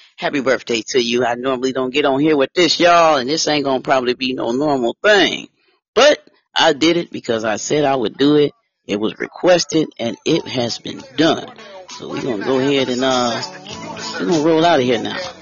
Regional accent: Detroit, Michigan, United States; I'm from Motown, y'all. Don't forget, don't forget where I'm from, y'all. I'm from the Motor City, Motown, Detroit

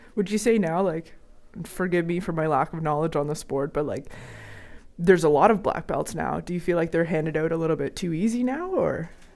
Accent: Cole Harbour, Nova Scotia, Canada; I grew up in Cole Harbor.

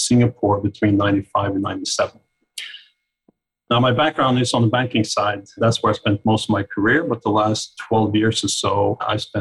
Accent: Oslo, Norway; moved away as an adult; now in Greenwich, United States; I was born and grew up in Oslo, Norway

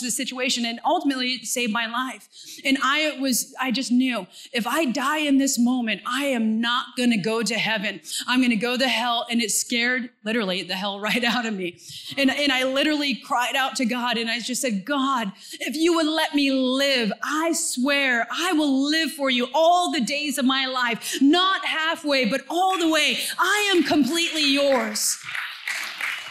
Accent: Santa Cruz, California, United States; moved away as an adult; also born or lived in Mongolia; I'm from Santa Cruz, California, where the sun shines and it just rains a little bit

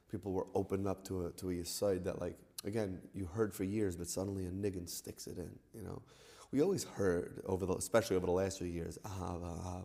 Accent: New York City, New York, United States; We grew up together in New York City.

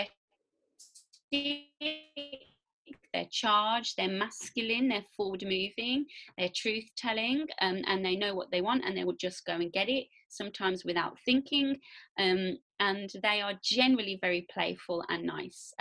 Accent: Warsaw, Masovian Voivodeship, Poland; I'm a girl from Warsaw, so like whatever I say, just remember I'm from Warsaw

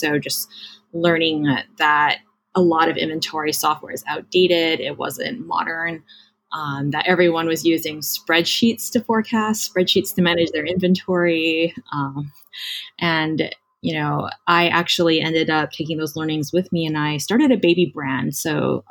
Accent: Hawaii, United States; moved away as an adult; I grew up in Hawaii, went to Stanford for college

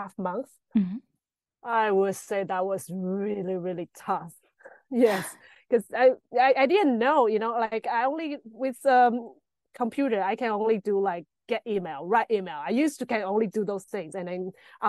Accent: Taiwan; moved away as an adult; now in Berlin, Germany; I'm from Taiwan.

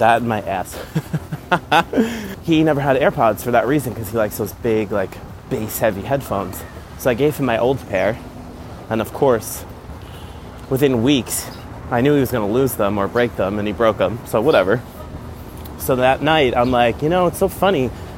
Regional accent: New York, United States; growing up in New York and living so close to the city

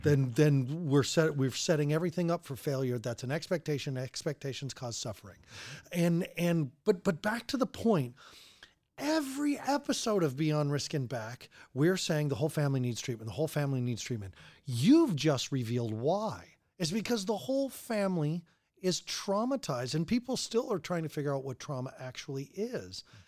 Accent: Colorado, United States; I'm from Colorado

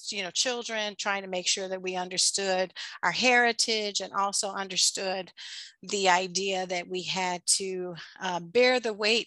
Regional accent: Chicago, Illinois, United States; I grew up on the south side of Chicago

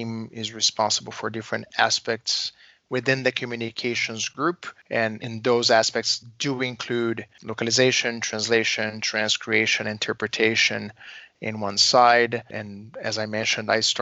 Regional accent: Brazil; moved away as an adult; now in Chicago, United States; I was born and raised in Brazil, and I've been now living in Chicago in the U.S. for almost 16 years.

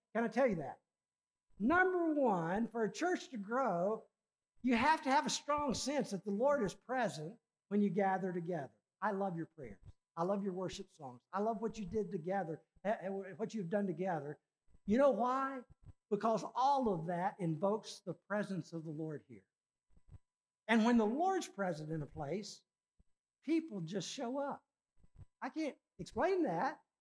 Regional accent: Richmond, Virginia, United States; my hometown, Richmond, Virginia

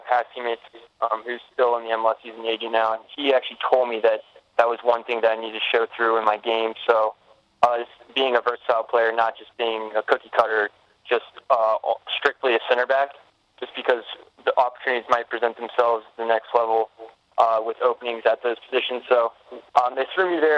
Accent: Anderson, South Carolina, United States; born or raised there; also born or lived in Columbia, South Carolina

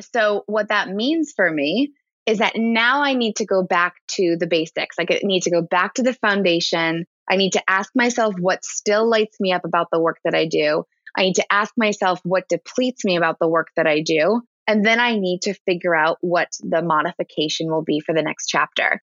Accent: Ridgewood, New Jersey, United States; I grew up in New Jersey and it was public school in New Jersey, in Ridgewood, New Jersey

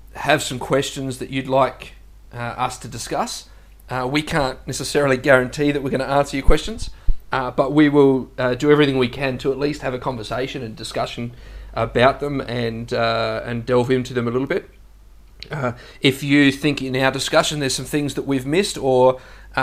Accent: South Australia, Australia; moved away as an adult; now in Gold Coast, Australia; I was born in South Australia, and I grew up there.

